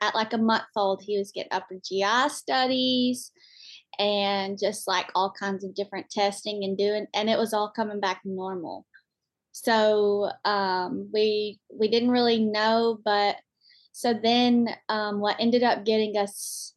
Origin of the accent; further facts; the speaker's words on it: Alabama, United States; also born or lived in Florence, Alabama; we're from Alabama. We live in Florence, Alabama.